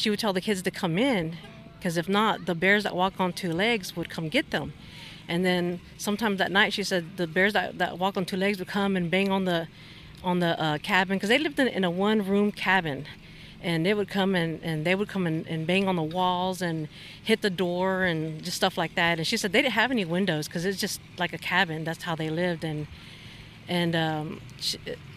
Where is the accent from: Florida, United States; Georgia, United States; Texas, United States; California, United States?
Texas, United States; Honey Grove; I'm from Honey Grove, Texas, which is on the other side of Paris, Texas